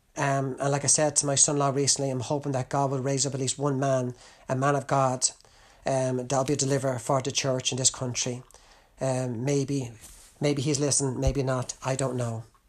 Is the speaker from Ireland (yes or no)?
yes; Ireland; as an Irishman